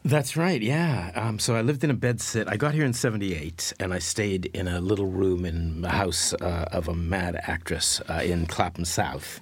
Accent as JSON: {"language": "English", "town": "Winnipeg", "region": "Manitoba", "country": "Canada", "also_born_or_lived": "London", "moved": "as an adult", "said": "I was from I was from Winnipeg, and I and I was living in London"}